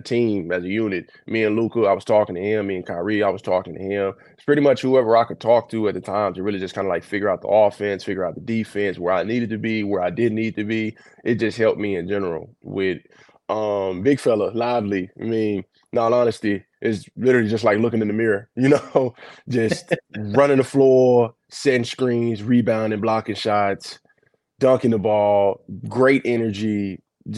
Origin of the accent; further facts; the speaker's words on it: El Dorado, Arkansas, United States; now in Dallas, United States; from down south, El Dorado, Arkansas, you know, it's dope, because most of my family, like, they stay here on my dad's side. My hometown is like 4 hours away